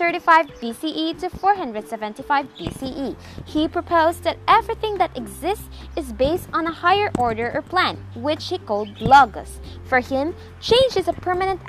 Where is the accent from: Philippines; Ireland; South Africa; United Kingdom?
Philippines; I am from the Philippines.